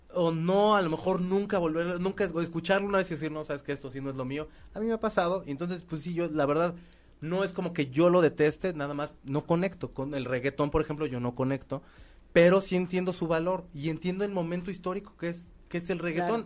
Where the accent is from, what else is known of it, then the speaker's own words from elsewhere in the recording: Mexico; como mexicanos o como latinos